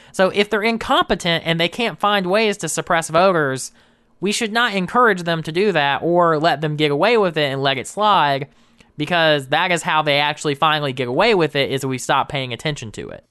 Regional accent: South Georgia, United States; I'm born and raised in Georgia, but all my family's from West Virginia

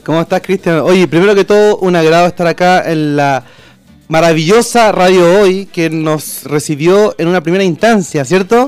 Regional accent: Chile; toda mi familia son argentinos pero yo fui criado acá en Chile junto con mi hermano

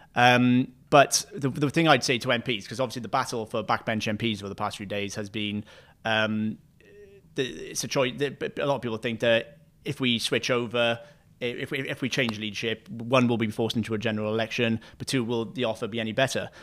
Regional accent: Wales, United Kingdom; me being a Welsh person

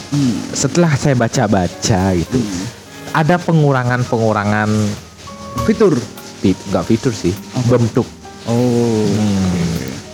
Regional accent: South Kalimantan, Indonesia; Iya, gue Banjar orangnya manggilnya dibilangnya mancis.

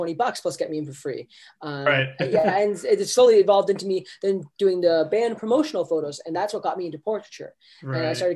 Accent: Niagara, Ontario, Canada; born or raised there

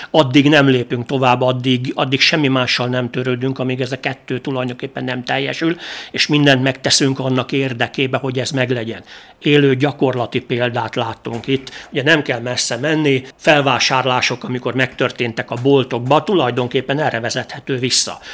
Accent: Sopron, Győr-Moson-Sopron, Hungary; én Sopronban nőttem fel

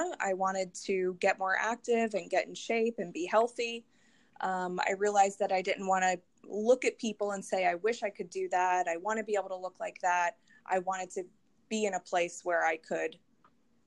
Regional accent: Philadelphia area, Pennsylvania, United States; I grew up in the area

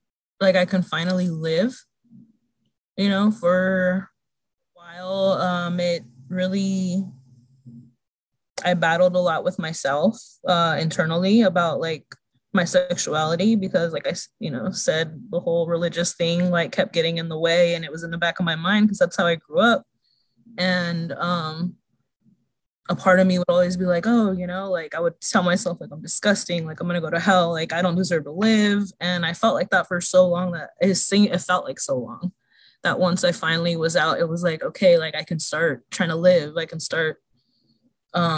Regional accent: Stockton, California, United States; I'm from Stockton, and I came out, let me see, in 2004 or 2005. So back then, like growing up in a smaller town

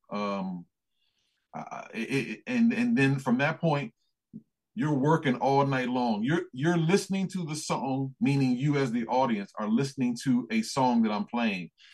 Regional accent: United States; accent: American

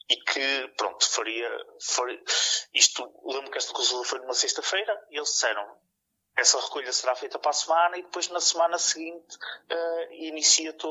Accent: Porto, Norte, Portugal; sou aqui da zona do Porto

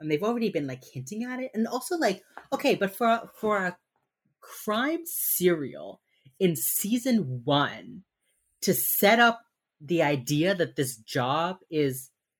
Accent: Miami, Florida, United States; growing up in Miami has a large Jewish population, and so every year I think October is Holocaust Remembrance Month.

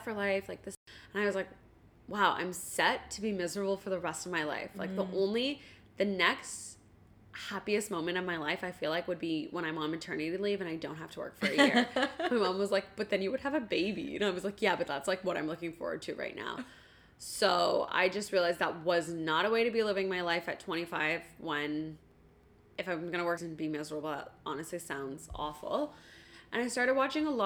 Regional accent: Ottawa, Ontario, Canada; I grew up in Ottawa

